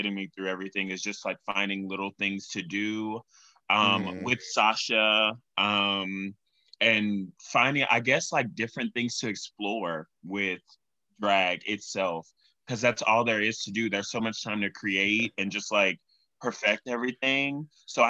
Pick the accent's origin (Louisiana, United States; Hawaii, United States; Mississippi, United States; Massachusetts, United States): Louisiana, United States; Baton Rouge; moved away as an adult; now in New York, United States; I'm originally from Baton Rouge, Louisiana